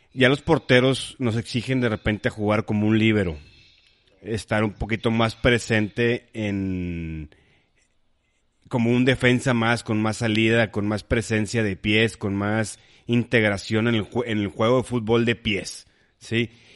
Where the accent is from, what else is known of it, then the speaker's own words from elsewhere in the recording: Monterrey, Nuevo León, Mexico; somos de Monterrey